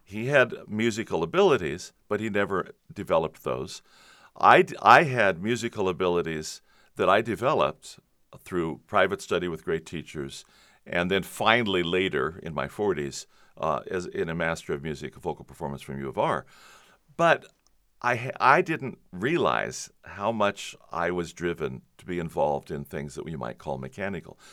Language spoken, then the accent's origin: English; Covina, California, United States; Southern California, San Gabriel Valley. Grew up in Covina